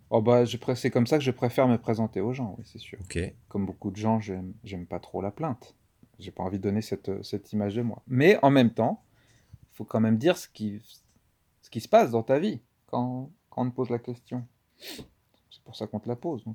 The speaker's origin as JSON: {"language": "French", "town": "Nantes", "region": "Pays de la Loire", "country": "France", "tie": "born or raised there", "said": "je suis donc un comédien nantais. Euh, euh, je suis né à Nantes"}